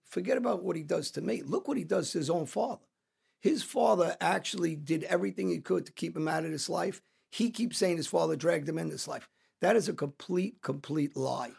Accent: New Jersey, United States; I grew up around South Jersey

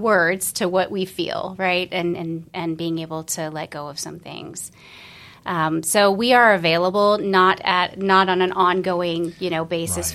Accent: Florida, United States; moved away as an adult; also born or lived in Colorado; originally I was from Florida

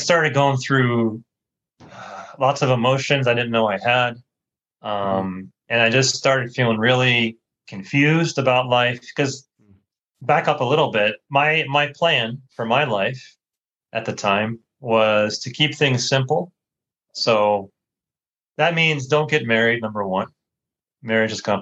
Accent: United States; moved away as an adult; I grew up in the States, grew up in a Christian home

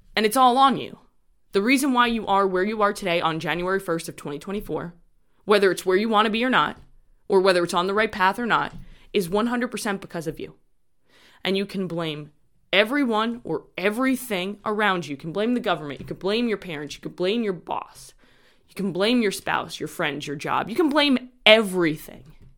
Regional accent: New York, United States; I'm from New York

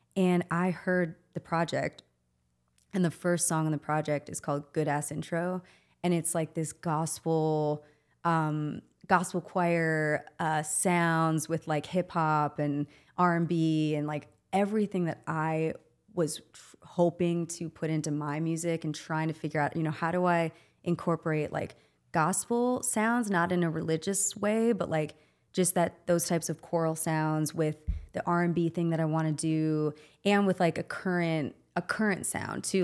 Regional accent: Wauwatosa, Wisconsin, United States; moved away as an adult; also born or lived in New York City; born and raised in Milwaukee, Wauwatosa

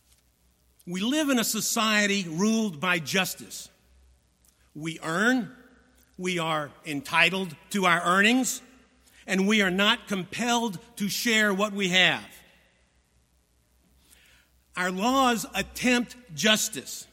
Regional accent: Virginia, United States; I was born in America, in Virginia, thank God, to middle-class parents who worked hard

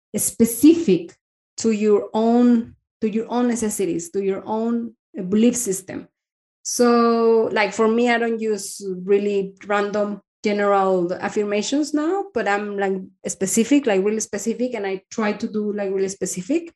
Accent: Mexico; moved away as an adult; now in Denmark; I am from Mexico

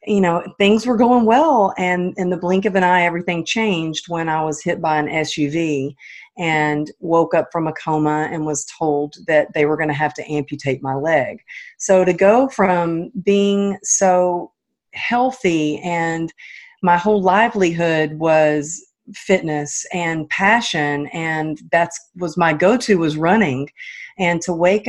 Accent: Texas, United States; moved away as an adult; now in California, United States; I'm not originally from California, but I live out here now, but I'm from Texas

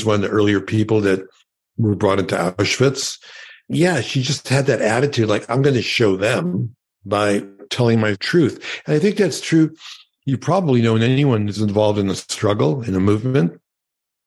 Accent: New York City, New York, United States; first language Yiddish; English is a second language; moved away as an adult; also born or lived in Los Angeles; I grew up in Brooklyn, and my parents were Holocaust survivors

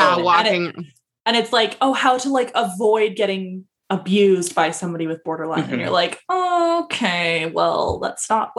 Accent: Canada; I think it's a nice combination of BPD and being Canadian.

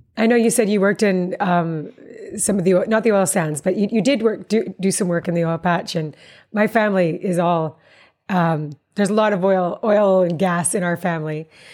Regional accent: Calgary, Alberta, Canada; I'm Calgarian myself

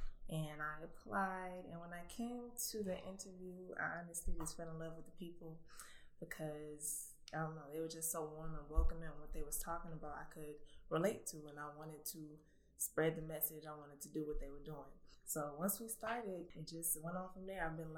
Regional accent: Salisbury, North Carolina, United States; I'm a rising senior at Winston-Salem State University, and I'm from Salisbury, North Carolina.

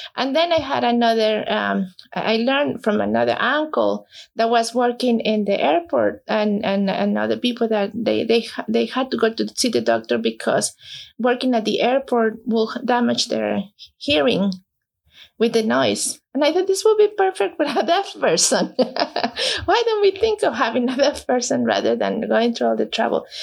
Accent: Mexico; moved away as an adult; now in New Jersey, United States; I was born in Mexico, came here in 2004.

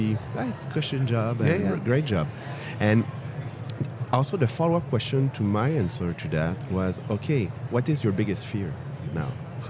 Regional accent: France; accent: French; now in California, United States; We have a French accent. I'm based out of Montreal.

